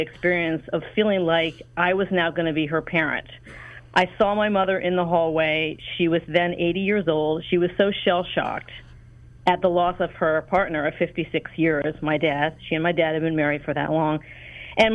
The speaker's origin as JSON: {"language": "English", "area": "outskirts of Washington, D.C.", "region": "suburbs of Maryland", "country": "United States", "tie": "born or raised there", "also_born_or_lived": "Los Angeles, California", "moved": "as an adult", "said": "I grew up in Washington, in the outskirts of Washington, D.C. I was raised in the suburbs of Maryland"}